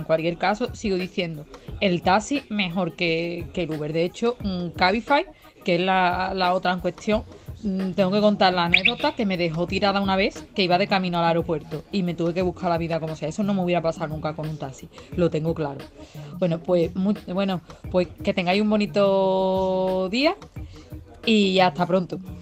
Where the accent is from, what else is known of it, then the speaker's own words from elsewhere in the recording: Seville, Andalusia, Spain; moved away; also born or lived in Toledo; yo me llevo una temporada, por ejemplo, viviendo en Toledo, yo soy de Sevilla